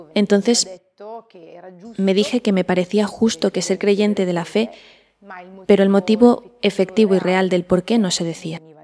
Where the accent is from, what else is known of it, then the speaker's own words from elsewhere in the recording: Lumezzane, Lombardy, Italy; soy de Lumezzani